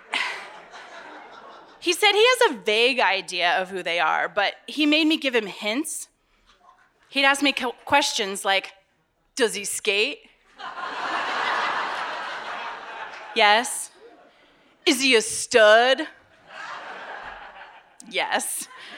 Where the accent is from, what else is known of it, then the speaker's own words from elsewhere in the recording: Westminster, Colorado, United States; I grew up outside of Denver in Westminster, Colorado